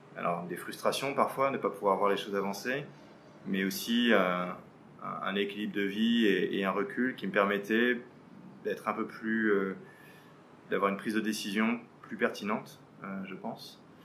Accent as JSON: {"language": "French", "town": "Paris", "region": "Île-de-France", "country": "France", "tie": "born or raised there", "moved": "as an adult", "lives_now": "Vietnam", "said": "je suis né et j'ai grandi à Paris"}